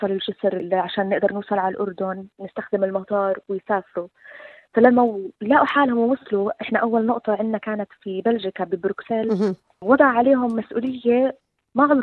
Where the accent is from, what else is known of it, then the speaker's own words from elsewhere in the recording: Syria; انا سوري فرحت يعني شوي بالمسرحيه